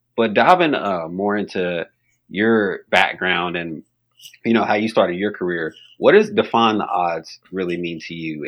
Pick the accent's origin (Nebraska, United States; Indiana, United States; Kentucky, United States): Kentucky, United States; Bowling Green; where I grew up in Bowling Green, Kentucky